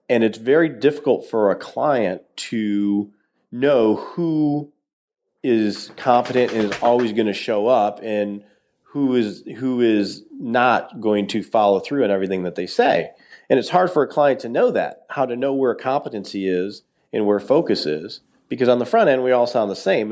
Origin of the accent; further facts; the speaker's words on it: Detroit, Michigan, United States; I grew up in Detroit